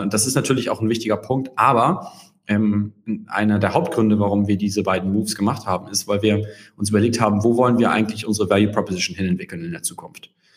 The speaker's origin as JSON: {"language": "German", "region": "Hamburg", "country": "Germany", "said": "ich ähm, bin Hamburger"}